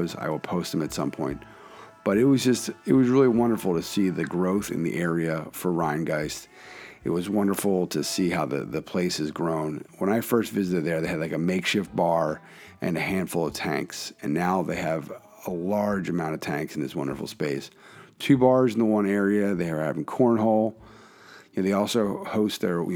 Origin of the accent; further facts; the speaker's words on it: Philadelphia, Pennsylvania, United States; my hometown of Philadelphia